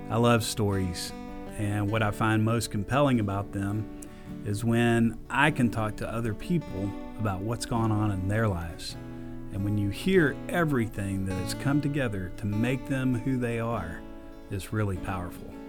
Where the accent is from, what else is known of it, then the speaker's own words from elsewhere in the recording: Katy, Texas, United States; born there; now in Corsicana, United States; Yeah, um, but I was born in Katy. I was born in Katy, Texas